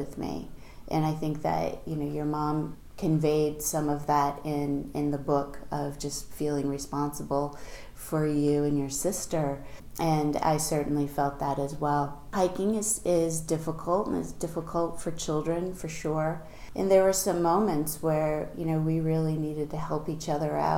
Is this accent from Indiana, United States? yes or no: no; Concord, New Hampshire, United States; I grew up in Concord